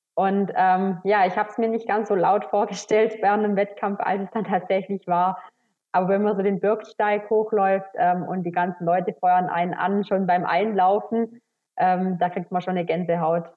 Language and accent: German; Schramberg, Baden-Württemberg, Germany; komme aus dem Schwarzwald. Geboren bin ich im Schra in Schramberg, das liegt im Landkreis Rottweil, also wirklich ähm, mittendrin im Schwarzwald.